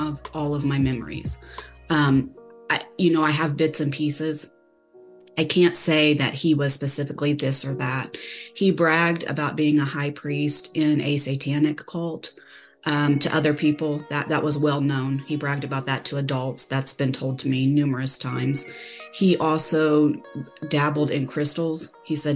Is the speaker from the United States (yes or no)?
yes; Indiana, United States; now in Texas, United States; I'm from Indiana. I currently live in Texas, in a small town near a big city, but I'm originally from Indiana.